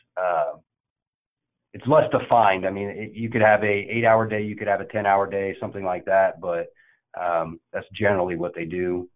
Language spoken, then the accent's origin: English; Indiana, United States; I was born and raised in Indiana